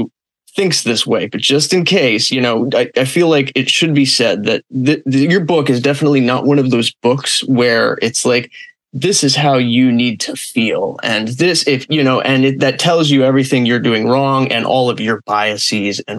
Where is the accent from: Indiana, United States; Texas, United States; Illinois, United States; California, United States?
California, United States; Los Angeles; now in Florida, United States; I'm originally from Los Angeles, even if I live in Florida now.